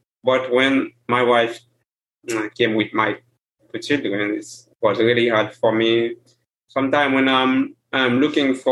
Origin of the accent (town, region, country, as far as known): Haiti; first language Haitian Creole; English is a second language; moved away as an adult